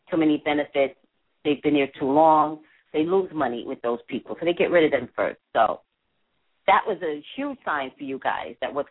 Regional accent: New York, United States; Oh, I'm an East Coast person.

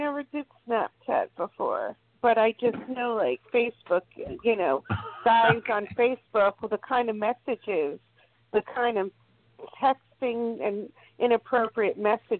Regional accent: Miami, Florida, United States; I'm from Florida. I'm originally from Miami.

